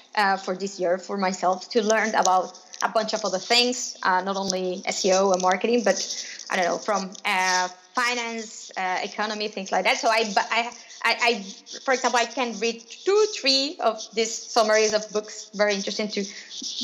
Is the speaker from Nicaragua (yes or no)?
yes; Nicaragua; moved away; also born or lived in Spain; I am originally from Nicaragua